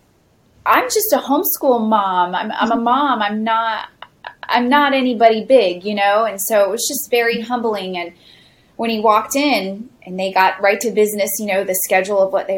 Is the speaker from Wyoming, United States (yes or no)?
no; Osceola County, Florida, United States; I've grown up in Osceola County since I was 2 years old, and Osceola County neighbors Orange County, where Disney is located